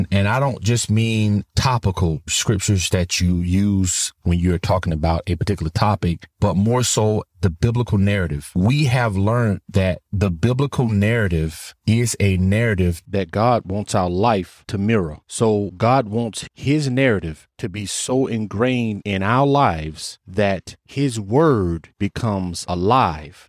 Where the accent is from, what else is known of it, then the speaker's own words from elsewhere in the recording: Florida, United States; moved away as an adult; also born or lived in Tennessee; I'm originally from Florida and my wife is from Tennessee